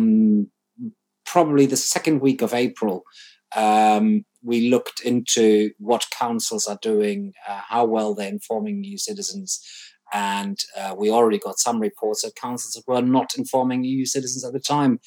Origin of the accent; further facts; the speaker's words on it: Germany; now in United Kingdom; I'm British and German now, so I'm dual national.